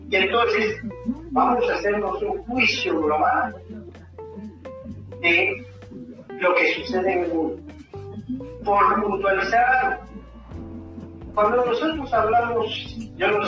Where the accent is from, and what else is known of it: Guatemala